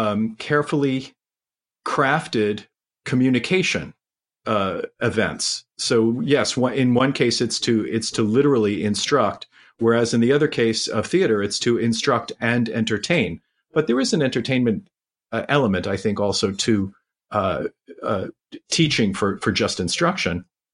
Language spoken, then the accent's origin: English; New York City, New York, United States; now in North Carolina, United States; And I grew up in New York City and thought that I was going to go to school in Philadelphia for my smaller town experience.